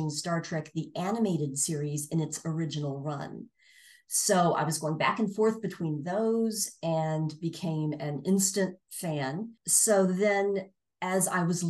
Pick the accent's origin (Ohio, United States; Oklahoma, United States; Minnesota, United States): Oklahoma, United States; Tulsa; my hometown, Tulsa, Oklahoma